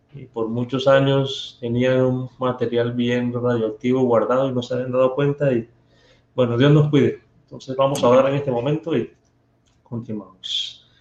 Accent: Barranquilla, Atlántico, Colombia; accent: costeño; Me llevó a parte de mi tierra. Allá en Barranquilla

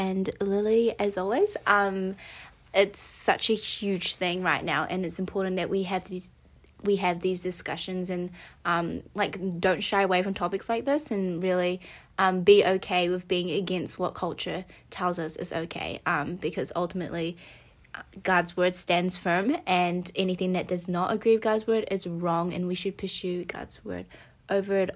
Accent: New Zealand; we're from New Zealand.

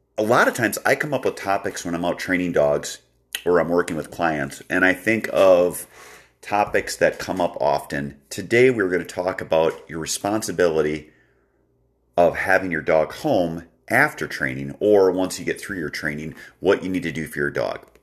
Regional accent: Wisconsin, United States; my home state of Wisconsin

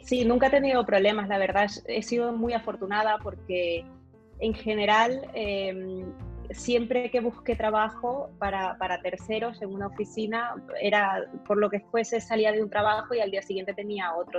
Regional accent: Valencia, Carabobo, Venezuela; moved away as an adult; also born or lived in Maracay, Venezuela; now in Barcelona, Spain; a pesar de que nací en Maracay, digamos que mis años de crecimiento de adolescente fue en Valencia

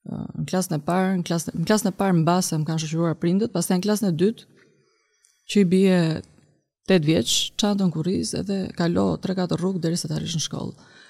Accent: Durrës, Durrës County, Albania; kam lindur në Durrës në 1983 në nëntor. Dhe jam uh, vajza e madhe e familjes, pra kam dhe dy vëllezër të tjerë.

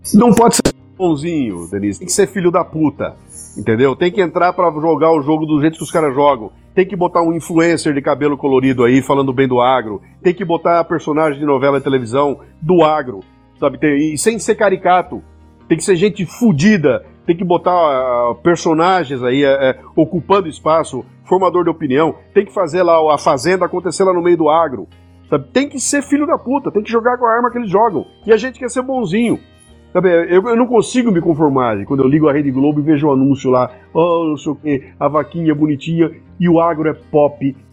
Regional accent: Brazil; Eu, como brasileiro

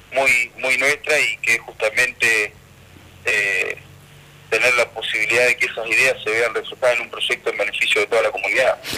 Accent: Santa Cruz, Argentina; porque somos Santa santacruceños, porque somos argentinos, porque vivimos en esta tierra

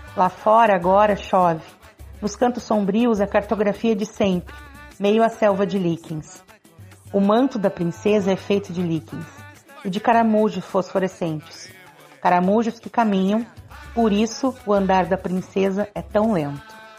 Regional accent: Pelotas, Rio Grande do Sul, Brazil; moved away; Eu estou aqui matando a saudade dos meus e da, da, minha terra

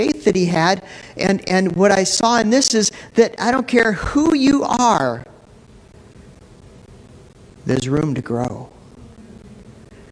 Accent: Minneapolis, Minnesota, United States; I grew up in North Minneapolis, you know, and it was a relatively rough neighborhood

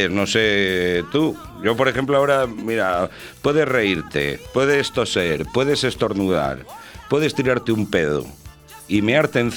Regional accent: Valladolid, Castile and León, Spain; Y digo, no, yo soy de Valladolid. Ah, tú eres valladoliceño.

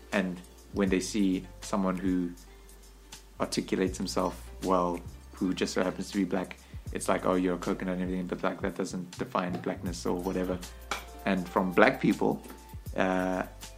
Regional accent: Soweto, Gauteng, South Africa; also born or lived in Kenya / Bryanston; I grew up in Soweto, in Fulo Township

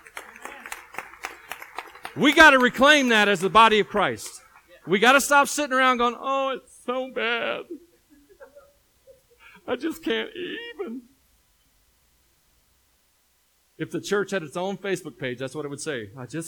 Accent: Tennessee, United States; moved away; I'm from Tennessee

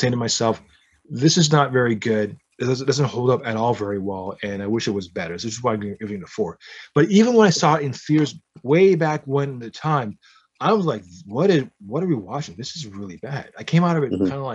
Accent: Canada; I was born in Canada.

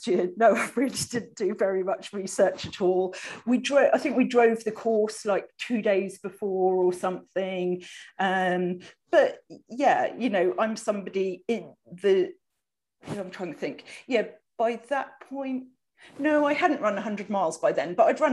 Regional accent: United Kingdom; now in Vancouver, Canada; I'm British, as you people can probably hear, but I live in Vancouver, Canada

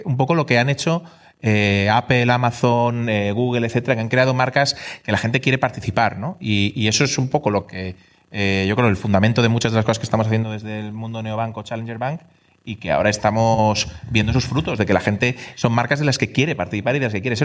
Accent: Spain; also born or lived in England; nosotros somos españoles

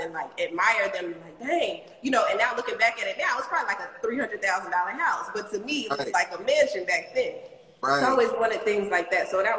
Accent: Hinesville, Georgia, United States; I was obviously born and raised in Hinesville, Georgia

